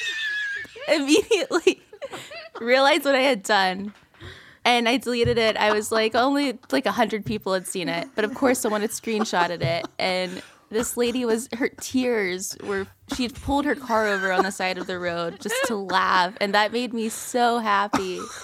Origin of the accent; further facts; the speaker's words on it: Ellaville, Georgia, United States; also born or lived in Atlanta, Georgia; I'm from South Georgia, so I grew up in Elleville, Georgia